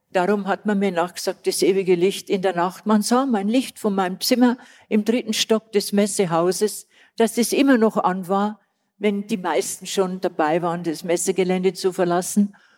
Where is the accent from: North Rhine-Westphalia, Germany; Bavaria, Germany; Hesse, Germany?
Bavaria, Germany; Old; accent: Bavarian; Schon sehr südlich und bin eine Altbayerin, wie man unschwer hört so wie ich spreche.